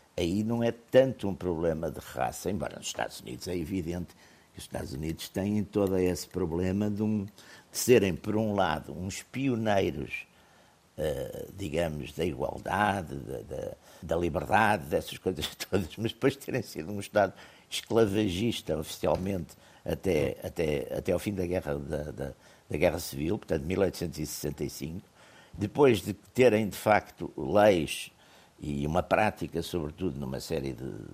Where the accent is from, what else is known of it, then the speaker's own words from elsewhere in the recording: Portugal; eu sou português